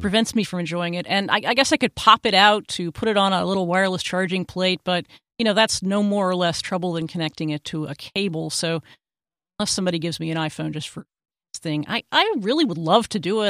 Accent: Texas, United States; my home state of Texas

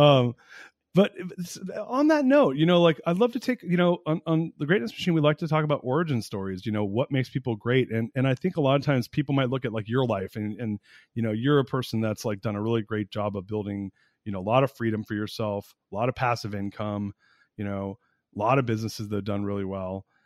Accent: United States; being an American

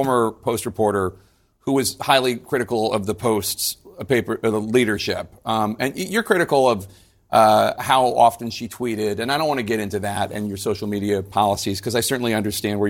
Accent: Philadelphia, Pennsylvania, United States; I'm from Philadelphia

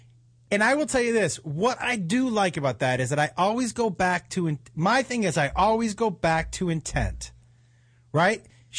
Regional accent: Northeast, United States; where I grew up in the Northeast

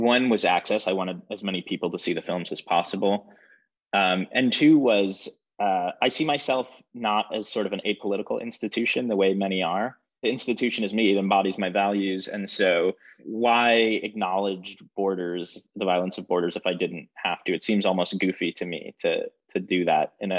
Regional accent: Michigan, United States; moved away as an adult; now in New York, United States; I'm from Michigan

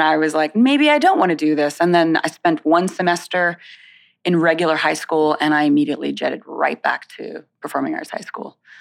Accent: Winter Haven, Florida, United States; also born or lived in South Bronx, New York; now in New York, United States; I was born in the South Bronx. I was raised here till I was about seven or eight years old, and then I went to Central Florida. So around, um, I would say about an hour south of the Disney

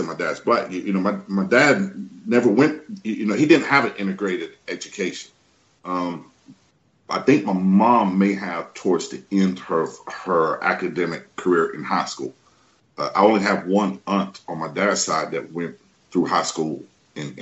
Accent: the Southeastern region, the South of the U.S., United States; I grew up in the South, what we call the South of the U.S., the Southeastern region

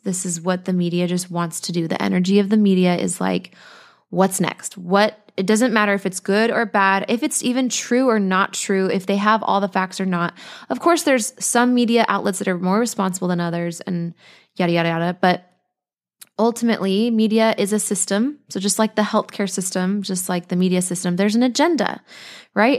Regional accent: Colorado, United States; now in Costa Rica; we're from Colorado, but we're here in Costa Rica

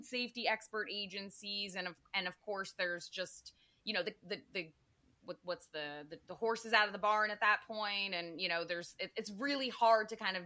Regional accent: Connecticut, United States; I grew up in Connecticut

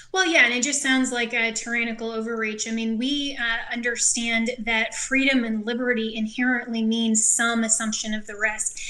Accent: Colorado, United States; my home state, Colorado

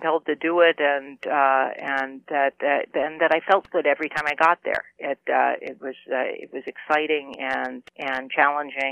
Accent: New Jersey, United States; Being a kind of suburban kid growing up in New Jersey with a father who commuted to work in New York.

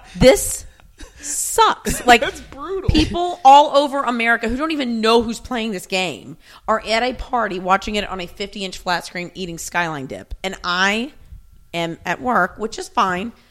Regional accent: Memphis, Tennessee, United States; also born or lived in Alabama; I grew up in Memphis

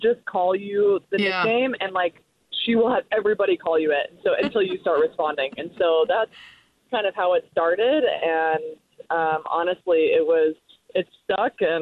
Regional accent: Nebraska, United States; I grew up in Nebraska

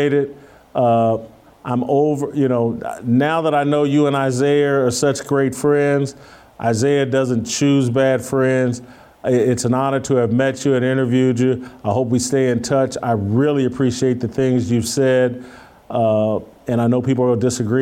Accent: Indianapolis, Indiana, United States; moved away; also born or lived in Ann Arbor, Michigan; as a kid, I'm from Indianapolis

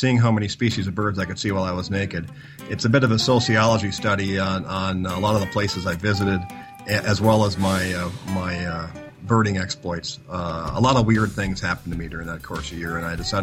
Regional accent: United States; being an American

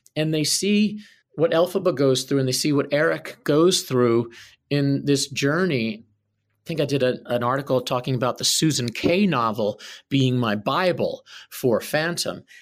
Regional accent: Philadelphia, Pennsylvania, United States; I grew up in Philadelphia

